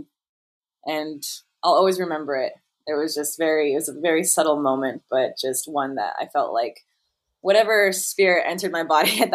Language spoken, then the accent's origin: English; Las Vegas, Nevada, United States; I grew up in Las Vegas